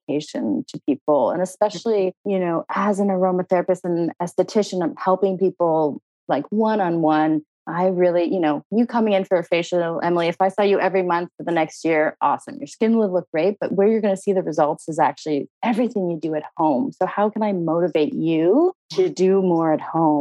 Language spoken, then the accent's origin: English; Halifax, Nova Scotia, Canada; moved away; also born or lived in New York / Toronto; I'm Canadian. I'm from Halifax, Nova Scotia